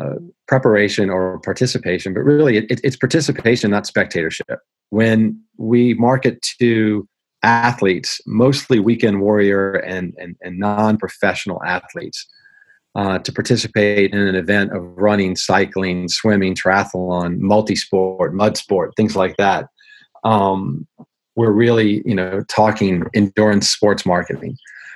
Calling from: Marietta, Georgia, United States; Today, I'm at the home office in Marietta, Georgia, and I'll be back on the road again for the next 7 of 10 weeks.

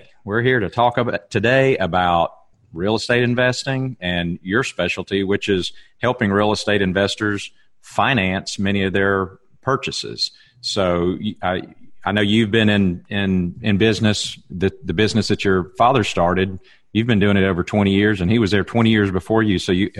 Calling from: Alabama, United States; I'm ringing you from Alabama all the way up to the great Northwest up in Oregon.

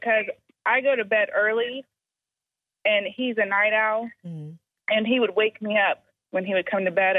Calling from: Charleston, United States

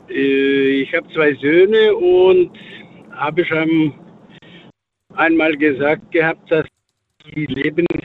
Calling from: Dietzenbach, Hesse, Germany; Äh, ich komme aus Dietzenbach.

